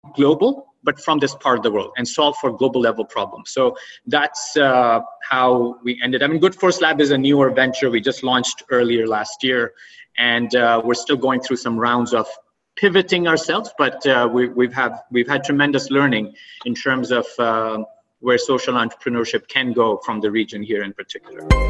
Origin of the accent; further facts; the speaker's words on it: Oman; also born or lived in Pakistan / Boston; now in United States; I grew up in Oman, and um, and after my early education, I came to U.S. and settled